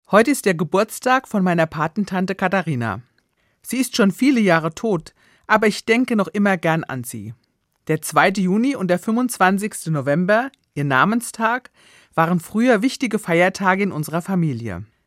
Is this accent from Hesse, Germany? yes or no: yes; Hesse, Germany; bei uns in Hessen